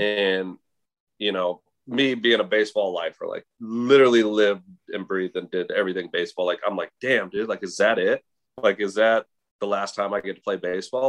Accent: Las Vegas, Nevada, United States; growing up in Las Vegas

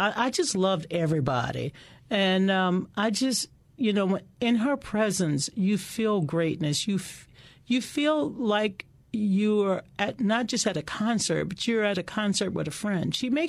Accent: Kenner, Louisiana, United States; when I was a little girl growing up in the Deep South, right outside of New Orleans in Kenna

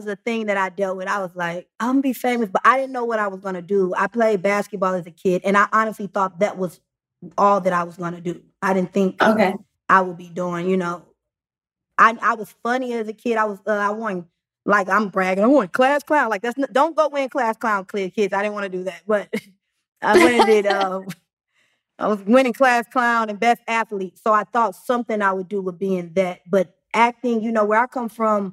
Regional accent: St. Louis, Missouri, United States; moved away as an adult; also born or lived in Chicago / Atlanta; now in Los Angeles, United States; born and raised in St. Louis

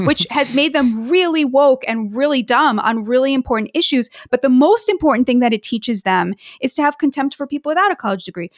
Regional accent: United States; both as an American and as a Jewish person

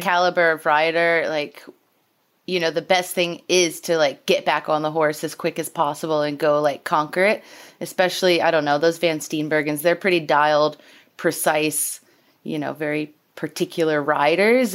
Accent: Louisiana, United States; moved away; I grew up in Louisiana, and that's right next to Arkansas

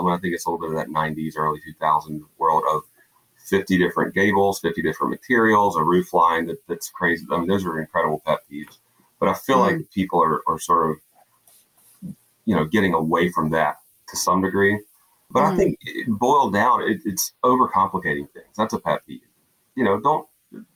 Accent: South Georgia, United States; I grew up in a small South Georgia town

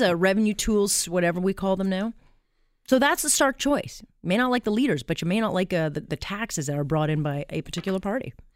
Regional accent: Canada; our country

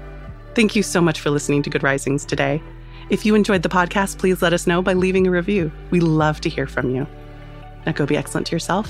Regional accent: United States; as an American

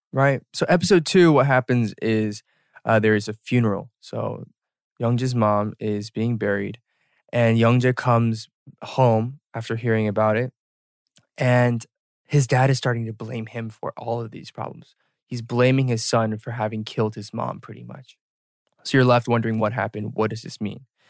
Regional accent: Atlanta, Georgia, United States; we were born and raised in Atlanta

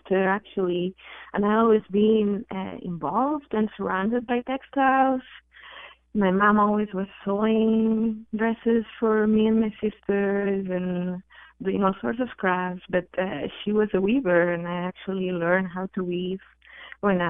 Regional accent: Barcelona, Catalonia, Spain; I'm from Spain. I'm from Barcelona

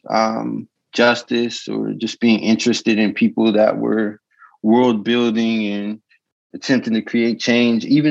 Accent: Rock Springs, Wyoming, United States; I'll start with where I'm from, which is Rock Springs, Wyoming. It's a town of, like, when I was growing up, 18,000 people.

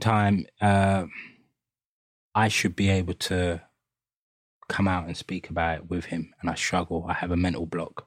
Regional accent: London, United Kingdom; we grew up in East London, Hackney

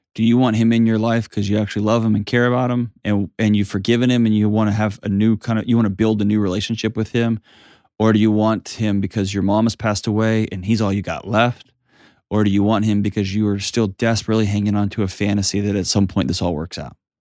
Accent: Houston, Texas, United States; moved away; my hometown, H-Tone

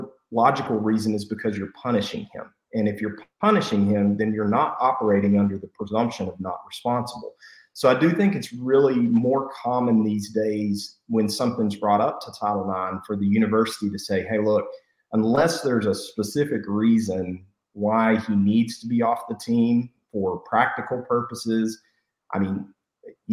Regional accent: Post, Texas, United States; I'm from Post

